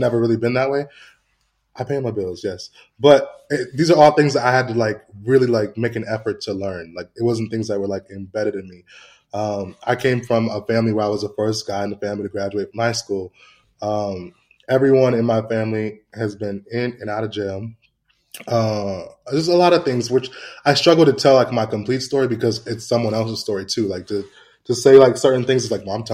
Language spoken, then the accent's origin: English; Santa Ana, California, United States; I grew up in a city called Santa Ana, which is like Mexico